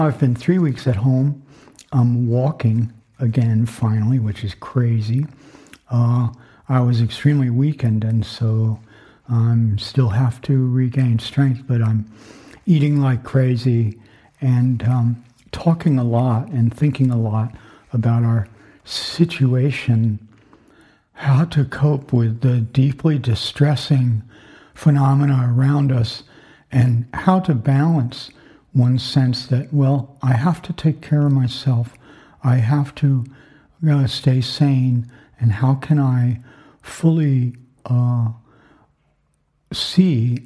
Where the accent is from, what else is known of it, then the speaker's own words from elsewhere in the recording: Florida, United States; I grew up in Florida during the Cuban Missile Crisis